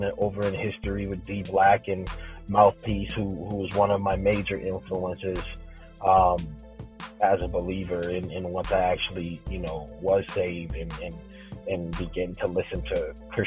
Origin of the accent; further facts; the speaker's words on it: South Carolina, United States; I'm from South Carolina